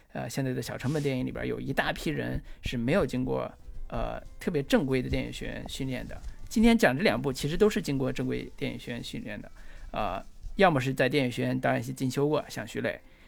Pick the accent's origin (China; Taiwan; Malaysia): China; northern China; 就是作为我作为一个